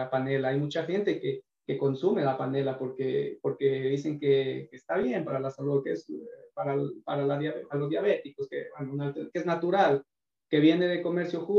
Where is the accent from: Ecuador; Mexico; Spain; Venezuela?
Ecuador; born there; Sí, exactamente, estoy hablando de, mi pueblo, de mi provincia.